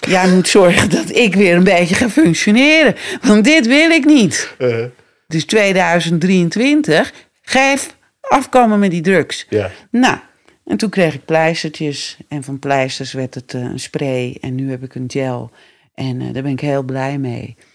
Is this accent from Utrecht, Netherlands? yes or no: no; West Friesland, North Holland, Netherlands; accent: West Frisian; moved away; also born or lived in Amsterdam; West-Friesland. Mijn moeder is van boven Karspel. Oh, grappig. Dus ik spreek ook gewoon West-Fries hoor.